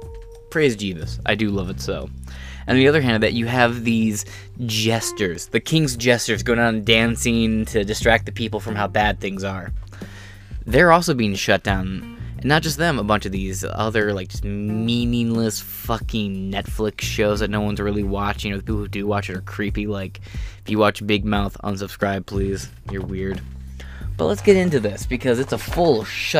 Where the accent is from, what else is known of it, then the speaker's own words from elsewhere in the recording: Michigan-Ohio area, Midwest, United States; I'm from the Mayo area, which is like the Michigan-Ohio area, because I bounce between the two constantly.